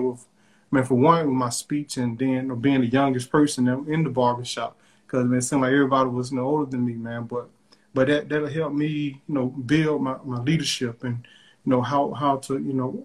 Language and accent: English; State Line, Mississippi, United States; I'm originally from Mississippi, from a small rural place in Mississippi called Stateline